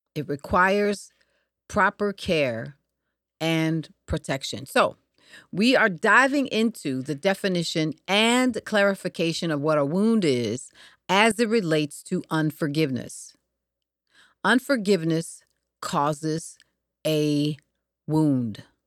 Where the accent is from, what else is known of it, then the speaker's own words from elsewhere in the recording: Detroit, Michigan, United States; I was growing up in Michigan, uh, Detroit specifically